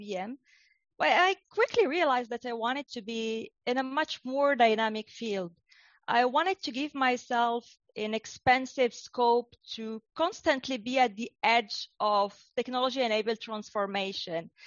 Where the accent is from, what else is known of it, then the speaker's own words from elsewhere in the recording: Casablanca, Casablanca-Settat, Morocco; also born or lived in United States / Europe / United Kingdom; now in Australia; I grew up in North Africa, in Casablanca.